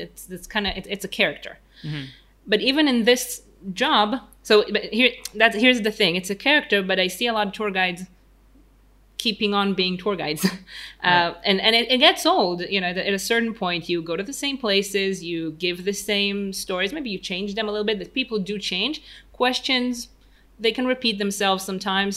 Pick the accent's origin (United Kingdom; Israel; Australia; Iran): Israel; Tel Aviv, Tel Aviv District; English is a second language; Tel Aviv, 32, Israel, born and raised.